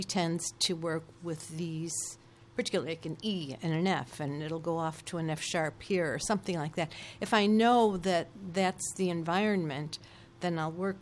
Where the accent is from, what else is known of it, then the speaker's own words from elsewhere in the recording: Chicago, Illinois, United States; on the south side of Chicago